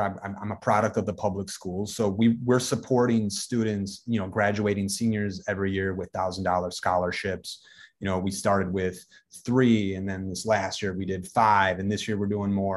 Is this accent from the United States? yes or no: yes; Racine, Wisconsin, United States; I'm from Racine, Wisconsin, which is, you know, it's a, it's, it's a Rust Belt city.